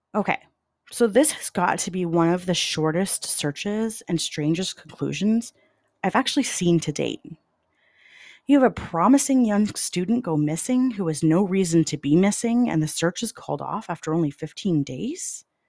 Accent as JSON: {"language": "English", "country": "Canada", "said": "as a Canadian"}